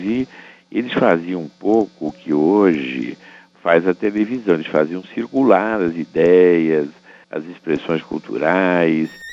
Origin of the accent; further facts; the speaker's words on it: Brazil; Se nós nascemos no solo brasileiro, nós somos brasileiros, concorda? Os nossos antepassados é que vieram.